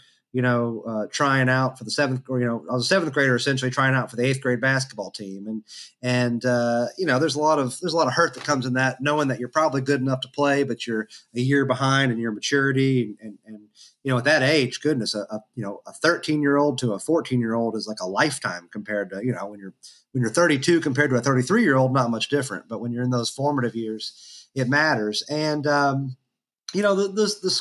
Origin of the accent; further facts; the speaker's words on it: Georgetown, Kentucky, United States; also born or lived in Frankfort, Kentucky; I was raised in Georgetown, Kentucky, and or in parts of Scott County that are unincorporated